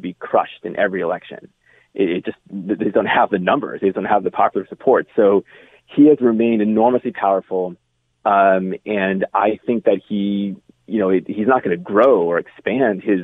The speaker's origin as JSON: {"language": "English", "country": "United States", "said": "as an American"}